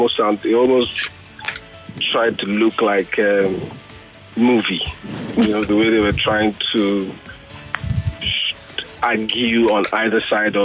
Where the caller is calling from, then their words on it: Nigeria; I'm calling from Bagada.